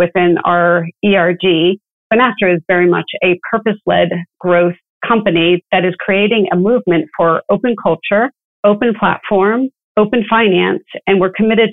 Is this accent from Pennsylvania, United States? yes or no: yes; Philadelphia, Pennsylvania, United States; moved away as an adult; also born or lived in Colorado; now in Orlando, United States; I grew up in the Philadelphia area.